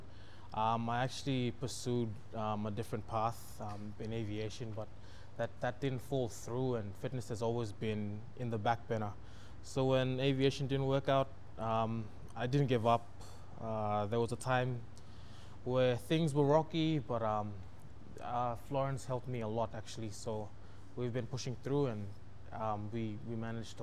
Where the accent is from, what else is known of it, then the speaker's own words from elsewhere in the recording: East New Britain, Papua New Guinea; I come from East New Britain